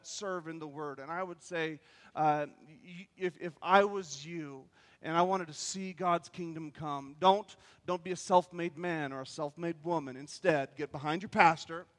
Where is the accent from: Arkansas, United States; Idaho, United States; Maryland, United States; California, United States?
Idaho, United States; North; we're from North Idaho, we don't mean we're from South Idaho.